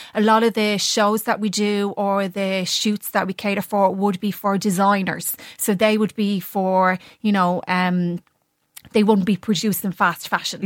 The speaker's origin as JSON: {"language": "English", "country": "Ireland", "said": "being an Irish model"}